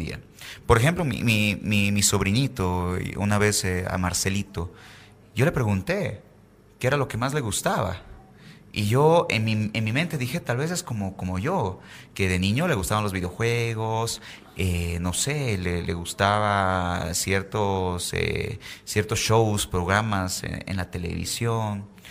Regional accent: Bolivia; tenemos en Bolivia

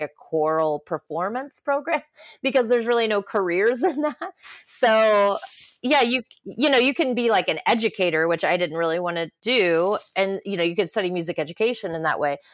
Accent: Southeast Ohio, United States; I grew up in Southeast Ohio

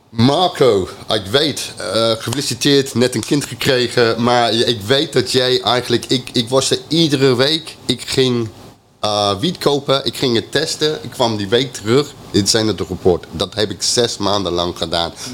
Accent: England, United Kingdom; Dutch is a second language; now in Netherlands; ik ben Engelsman

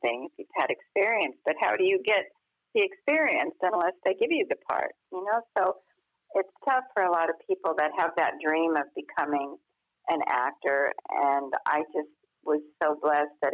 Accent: Los Angeles, California, United States; growing up in Hollywood

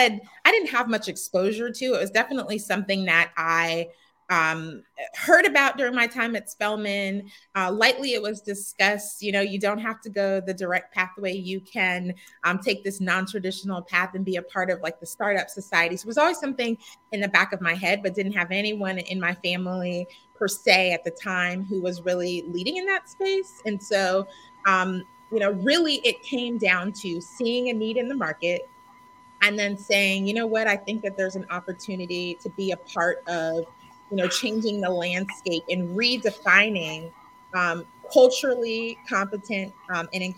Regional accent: Raleigh, North Carolina, United States; also born or lived in New York City; now in Atlanta, United States; Originally from Raleigh, North Carolina, where my folks live

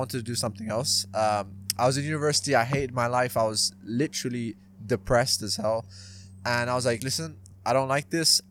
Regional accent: Dubai, United Arab Emirates; born there; also born or lived in London, United Kingdom; So I was born in Dubai.

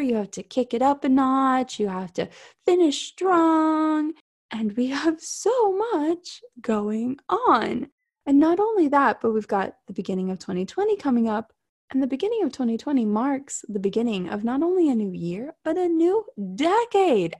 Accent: South Florida, United States; I grew up in South Florida.

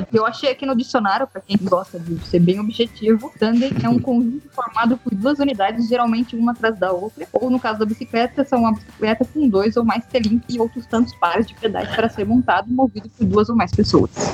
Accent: Taubaté, São Paulo, Brazil; Sou de Taubaté, Taubaté, Texas, para mais os desconhecidos, né? cidade do Monteiro Lobato, Hebe Camargo.

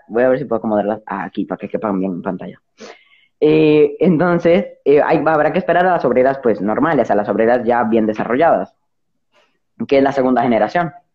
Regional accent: Dominican Republic; yo en mi, en mi país, más que en toda la República Dominicana

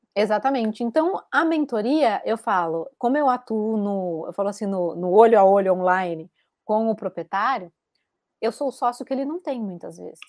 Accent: Bauru, São Paulo, Brazil; accent: caipira; moved away as an adult; also born or lived in Rio de Janeiro; now in Galicia, Spain; eu sou bauruense

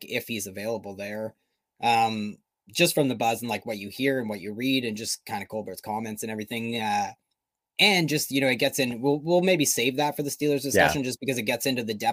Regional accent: Canada; We're too Canadian

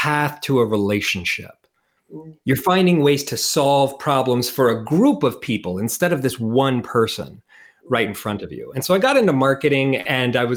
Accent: Portland, Oregon, United States; moved away as an adult; also born or lived in Costa Rica; now in New Zealand; I started as an American. I'm originally from Portland, Oregon.

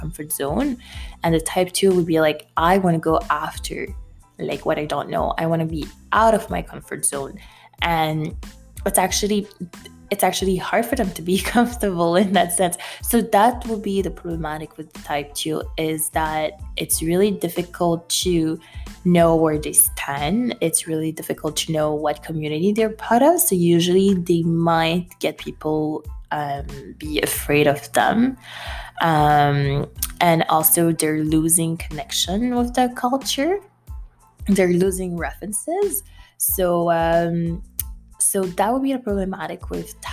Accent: Haiti; moved away; I'm from Haiti.

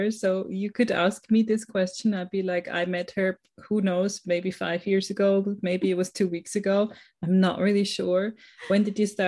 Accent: Switzerland; English is a second language; I'm from Switzerland

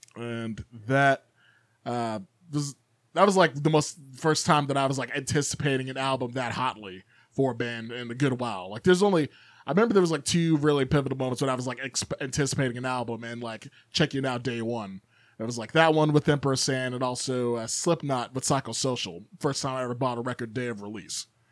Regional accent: Chicago, Illinois, United States; moved away; growing up in South Chicago originally

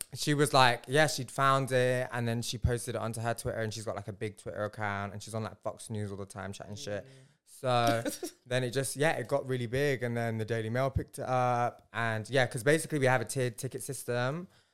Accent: Leicester, East Midlands, United Kingdom; moved away as an adult; also born or lived in Bradford / Punjab; now in London, United Kingdom; I'm Punjabi and I was born in Bradford and raised in Leicester

